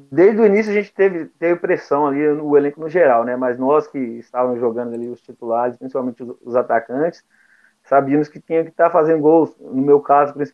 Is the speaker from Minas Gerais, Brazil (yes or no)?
yes; Belo Horizonte, Minas Gerais, Brazil; Sou mineiro de Belo Horizonte.